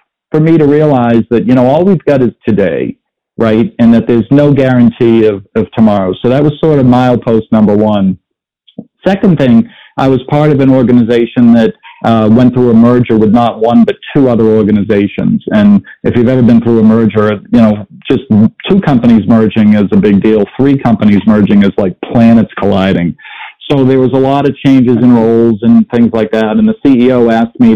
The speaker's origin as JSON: {"language": "English", "town": "Boston", "region": "Massachusetts", "country": "United States", "tie": "born or raised there", "said": "I grew up in the Boston area"}